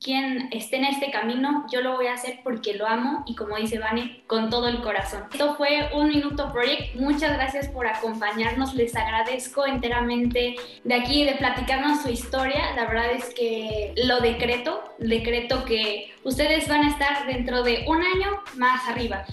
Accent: Puebla, Mexico; de donde soy yo, o sea, de Puebla, porque somos poblanos

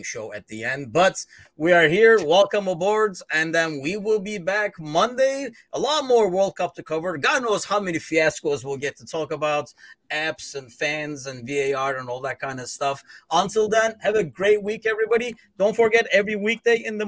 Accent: Istanbul, Turkey; moved away as an adult; also born or lived in London; now in Chicago, United States; I am actually originally from Istanbul, Turkey

